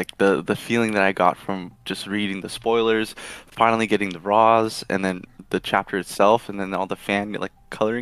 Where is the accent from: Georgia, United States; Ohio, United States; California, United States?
California, United States; Los Angeles; I'm from Los Angeles